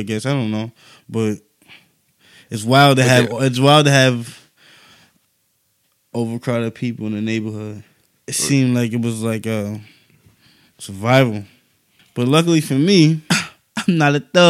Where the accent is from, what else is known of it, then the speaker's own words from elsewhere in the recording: New York City, New York, United States; It was smooth growing up in Tompkins.